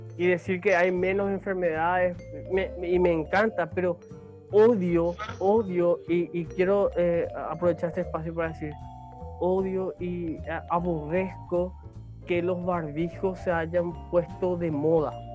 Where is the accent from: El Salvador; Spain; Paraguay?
Paraguay